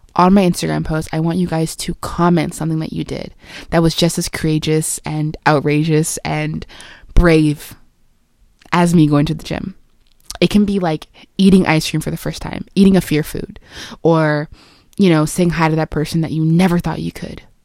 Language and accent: English; Jamaica; I am Jamaican, but maybe I'm not